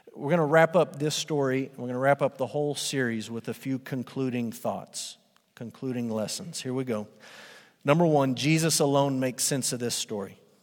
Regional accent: Amarillo, Texas, United States; I grew up in Amarillo and I attended Crockett Middle School

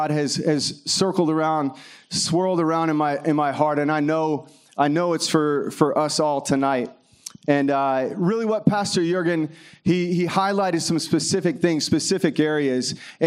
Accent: Kentucky, United States; I grew up in Kentucky

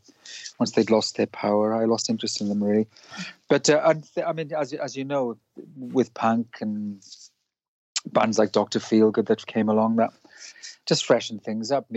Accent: Wales, United Kingdom; I grew up in Wales

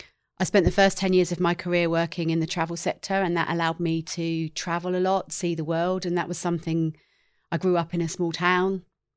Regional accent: England, United Kingdom; I did. I grew up in England in the same town. My family still live there.

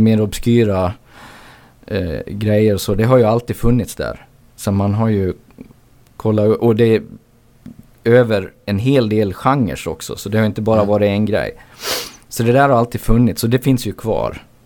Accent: Borlänge, Dalarna County, Sweden; jag är från Borlänge

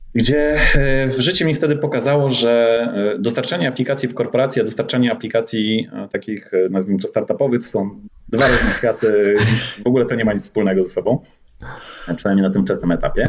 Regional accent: Gdańsk, Pomeranian Voivodeship, Poland; also born or lived in Warsaw; jestem właśnie, tak jak rozmawialiśmy przed e, nagraniem, z Gdańska

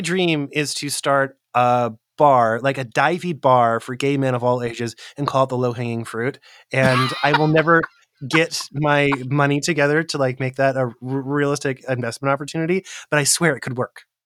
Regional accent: Central California, United States; I grew up in Central California, and there was a gang presence in my hometown

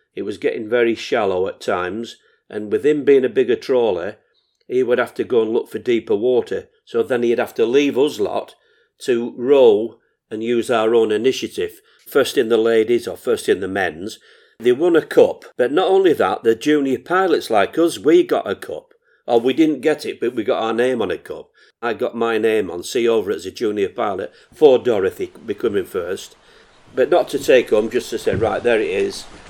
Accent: Morecambe, North West England, United Kingdom; I was never away from Morecambe swimming baths

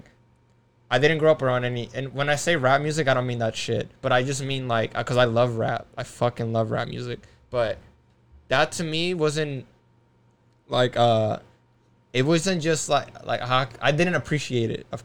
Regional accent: California, United States; also born or lived in Las Vegas; I'm from California because. Yeah.

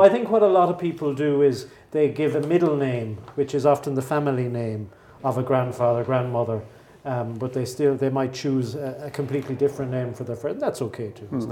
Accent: Mallow, County Cork, Ireland; not too far from my hometown, Mallow

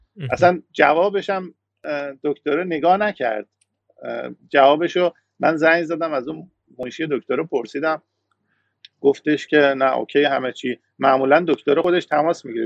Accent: Iran; moved away as an adult; now in Canada; من ایرانیم

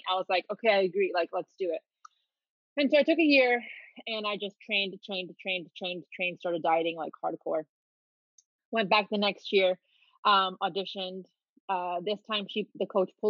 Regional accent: Miami, Florida, United States; also born or lived in Dominican Republic / New York; I grew up in Miami and I've been a dancer my whole life

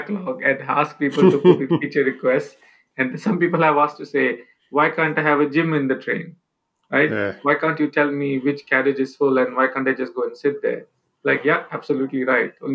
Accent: India; moved away; growing up in India, coming from a, you know, middle-class background

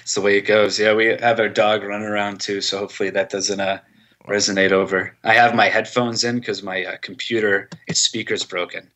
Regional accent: Manchester, New Hampshire, United States; moved away as an adult; also born or lived in Dover, New Hampshire; now in Medford, United States; I'm from Manchester originally

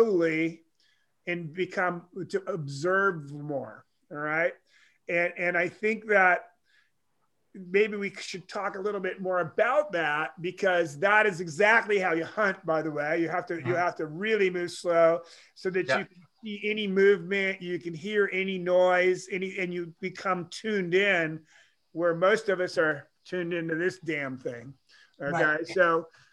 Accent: Pacific Northwest, United States; I was raised in the Pacific Northwest.

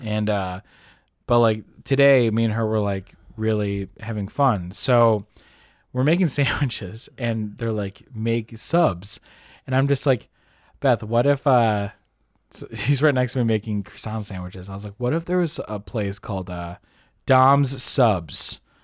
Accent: United States; we're American

